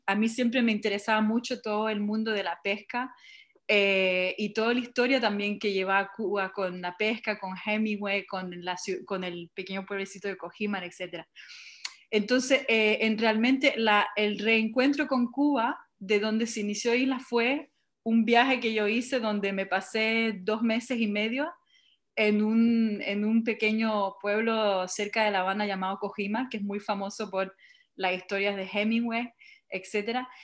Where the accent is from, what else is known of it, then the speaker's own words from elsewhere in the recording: Montreal, Quebec, Canada; soy de origen chilena, nacida en Montreal